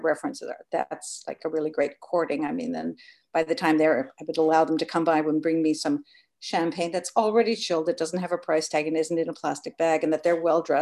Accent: United Kingdom; now in New York, United States; I'm British, so I really grew up a lot with manners and that whole breeding being built

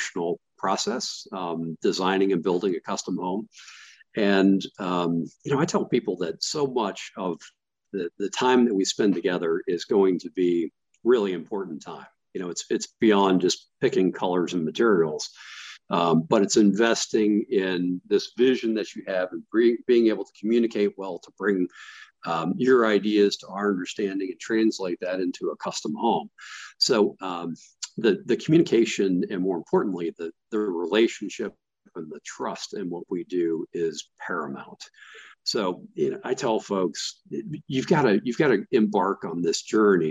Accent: Florida, United States; moved away as an adult; now in Atlanta, United States; I grew up in Florida

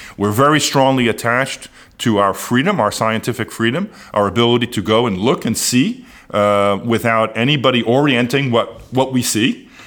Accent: United States; as an American of Amer, someone of American origin

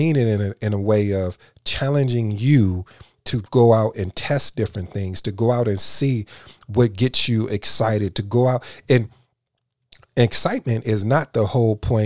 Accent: Michigan, United States; now in Dallas-Fort Worth, United States; I'm from Michigan

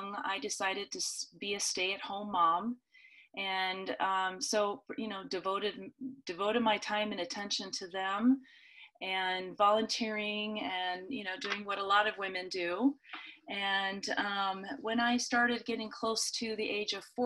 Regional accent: the Northwest, Pacific Northwest, United States; now in Boise, United States; I grew up in the Northwest

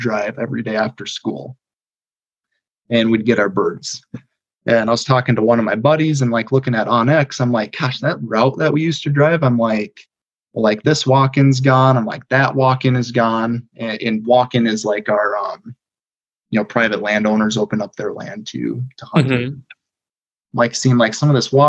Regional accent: Prairie Pothole region, South Dakota, United States; I grew up on the east side of the state. So I grew up in the Prairie Pothole region.

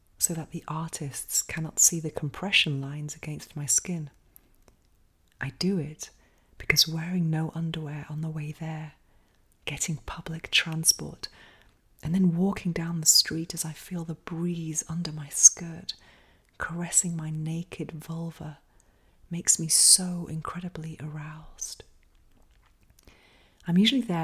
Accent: England, United Kingdom; now in Spain; growing up in England

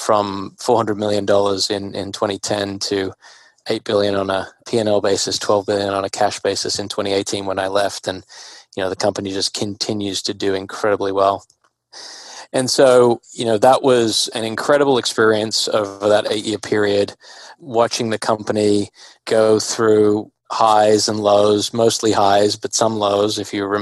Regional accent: Australia; moved away as an adult; also born or lived in Singapore; I was born and raised in Australia

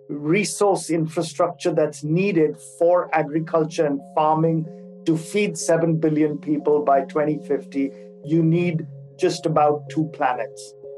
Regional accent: Singapore; also born or lived in Hong Kong / India; now in Geneva, Switzerland; I am a Singaporean of Indian origin, so I have a little bit of a world citizenship built into me. And I've been living in Switzerland for the past 12 years, having lived in Singapore before this for about 15 years

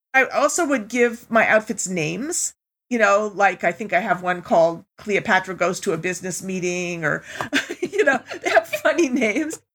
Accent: New York, United States; also born or lived in Germany / Europe; I grew up most of my life in New York from the age of five on

